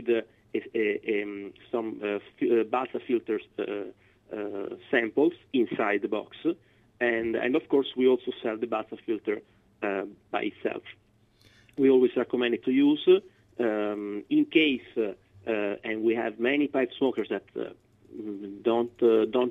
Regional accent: Florence, Tuscany, Italy; moved away; I am from Florence, so I grew up in Tuscany

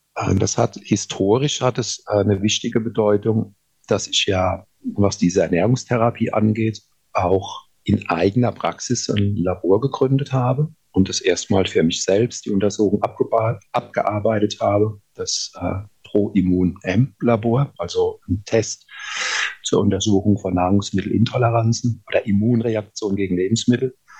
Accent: Rhineland-Palatinate, Germany; Und ich komme ja aus der Pfalz

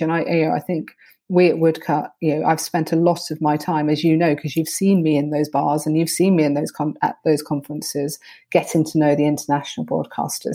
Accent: United Kingdom; I'm very British about these things

